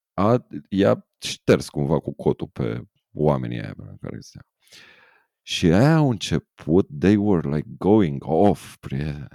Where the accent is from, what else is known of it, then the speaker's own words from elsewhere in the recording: Romania; ca români